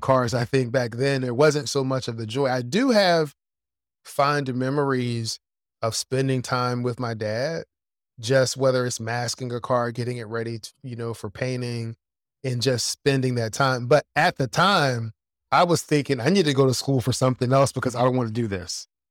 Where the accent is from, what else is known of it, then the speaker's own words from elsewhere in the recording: Philadelphia, Pennsylvania, United States; when I was growing up in Philadelphia